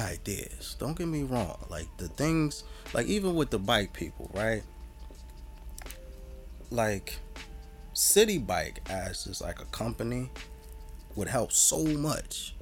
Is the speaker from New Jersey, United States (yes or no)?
yes; Jersey City, New Jersey, United States; we, good brother, you and I, are old Jersey City